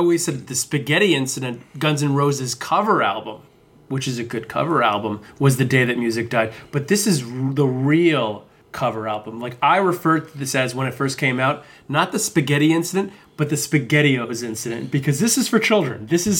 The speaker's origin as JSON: {"language": "English", "region": "New Jersey", "country": "United States", "said": "I'm from New Jersey"}